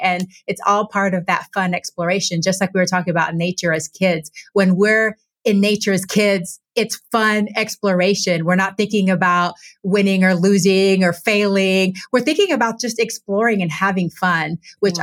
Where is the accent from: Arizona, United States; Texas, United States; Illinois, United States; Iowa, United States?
Texas, United States; now in Washington, United States; growing up in Texas and now living in Washington state